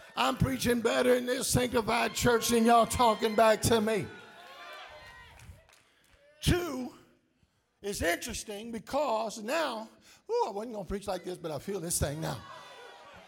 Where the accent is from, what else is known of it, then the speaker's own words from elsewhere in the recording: South Louisiana, United States; I was born in South Louisiana